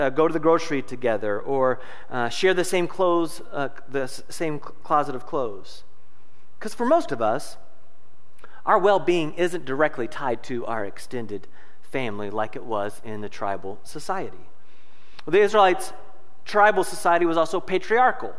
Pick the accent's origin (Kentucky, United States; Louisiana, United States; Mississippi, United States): Kentucky, United States; Louisville; moved away as an adult; now in Noblesville, United States; I'm originally from Louisville, Kentucky. I was born and raised there